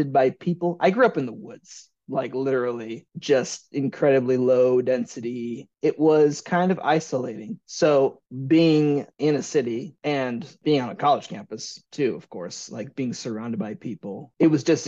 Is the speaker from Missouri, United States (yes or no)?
yes; Eureka, Missouri, United States; moved away as an adult; also born or lived in Saint Paul, Minnesota / New York City; now in Chicago, United States; I grew up in a small town called Eureka, Missouri, outside of St. Louis